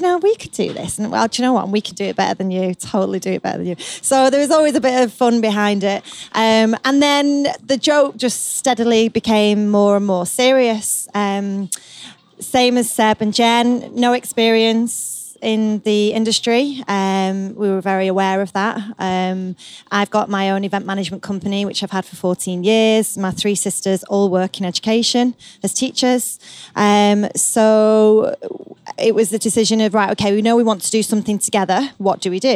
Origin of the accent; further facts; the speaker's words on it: Salford, North West England, United Kingdom; we are actually genuinely four sisters, born and bred in Salford.